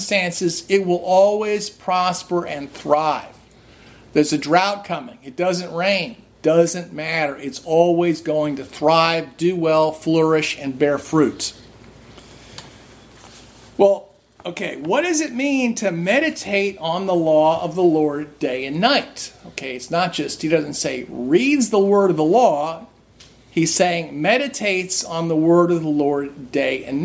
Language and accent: English; New Jersey, United States; I grew up in New Jersey. Lots of Jewish people around here don't eat pork